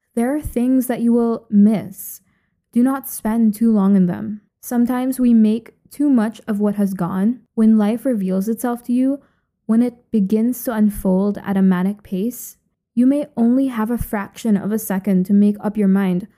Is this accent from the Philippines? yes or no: yes; Philippines; moved away as an adult; also born or lived in Ithaca, New York, United States / Lisbon, Portugal; now in Edinburgh, United Kingdom; I grew up in the Philippines and literally lived there until very recently.